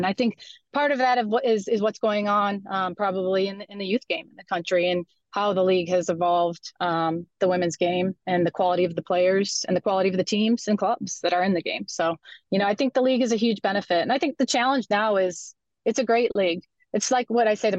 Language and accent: English; Livonia, Michigan, United States; I hail from Livonia, Michigan. I actually am where I grew up.